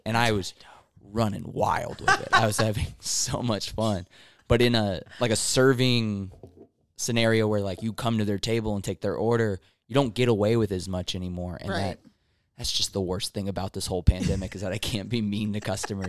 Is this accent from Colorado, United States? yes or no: no; Anaheim, California, United States; I'm from Orange County. I'm born in Anaheim.